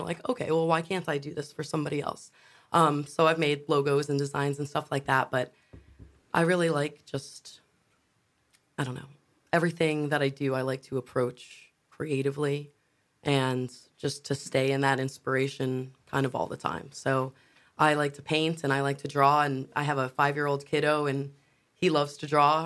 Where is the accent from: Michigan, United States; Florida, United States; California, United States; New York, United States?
New York, United States; now in Wilmington, United States; we're from New York, and when my mom moved down first and she settled moving to North Carolina